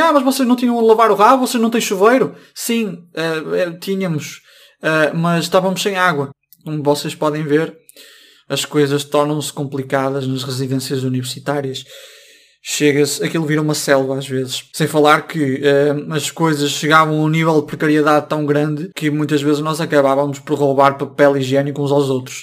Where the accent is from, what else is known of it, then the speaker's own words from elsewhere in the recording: Braga, Norte, Portugal; also born or lived in Coimbra; Eu sou de Braga